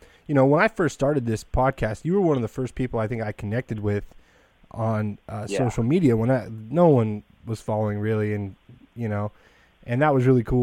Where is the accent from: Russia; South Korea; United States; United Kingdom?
United States; Fresno, California; I'm from Fresno